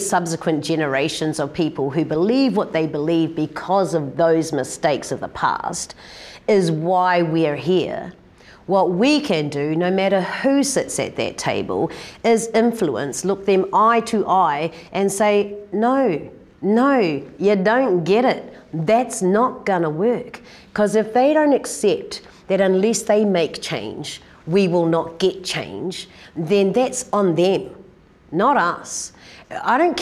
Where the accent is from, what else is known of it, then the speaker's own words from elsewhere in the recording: Christchurch, Canterbury, New Zealand; growing up in Christchurch